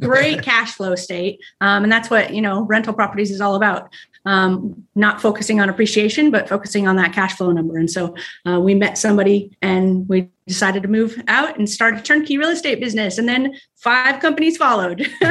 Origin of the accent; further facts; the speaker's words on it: Arizona, United States; also born or lived in Texas; now in Ohio, United States; we're from Texas, well, Arizona, Arizona